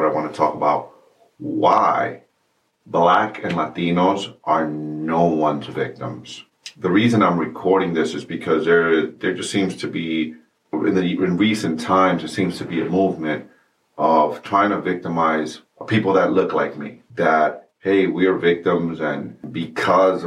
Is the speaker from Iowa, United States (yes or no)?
no; New York City, New York, United States; I am a brown man that was born and raised in New York City in the United States of America.